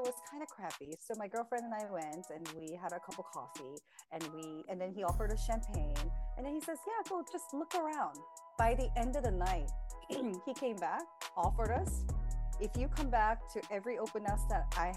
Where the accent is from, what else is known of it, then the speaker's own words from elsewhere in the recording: California, United States; now in New Jersey, United States; I'm originally from California.